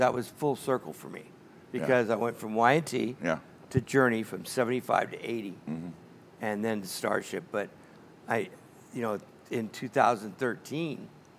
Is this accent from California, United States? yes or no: yes; Oakland, California, United States; we were all born and raised in Oakland.